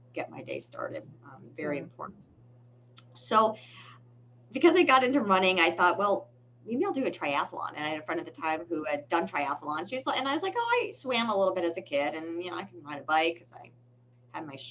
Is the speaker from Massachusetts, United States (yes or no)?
yes; Massachusetts, United States; moved away; I'm from Massachusetts originally. And all of my relatives live in the Boston area.